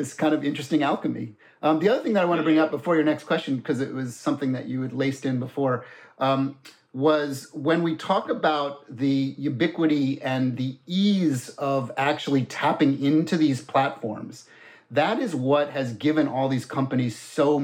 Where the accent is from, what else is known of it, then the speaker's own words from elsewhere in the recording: Florida, United States; moved away; I grew up in Florida, so I'm also kind of a NASA kid